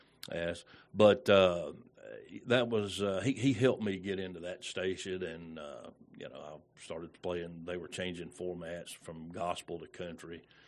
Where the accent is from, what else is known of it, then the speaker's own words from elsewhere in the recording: Redan, Georgia, United States; also born or lived in Conyers, United States; That's right. Redan, Georgia. Actually, I was raised in Redan, but I was actually born in Conyers, Georgia.